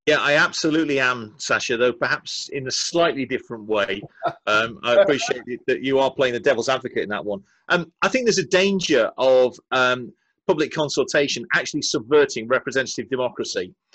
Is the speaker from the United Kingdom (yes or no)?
yes; Yorkshire and the Humber, United Kingdom; As a Yorkshireman